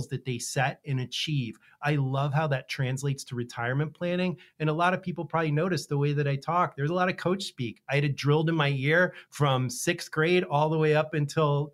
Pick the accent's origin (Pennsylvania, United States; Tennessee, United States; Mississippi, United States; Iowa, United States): Pennsylvania, United States; I grew up in Pennsylvania where football was treated very similar to Florida and Texas